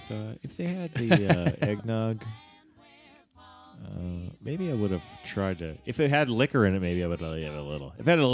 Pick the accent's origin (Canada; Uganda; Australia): Canada; Newfoundland and Labrador; moved away; we are from Newfoundland.